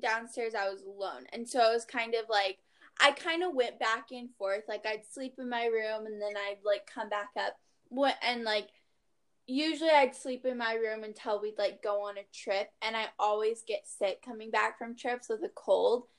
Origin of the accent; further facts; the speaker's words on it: Maui, Hawaii, United States; I'm from Maui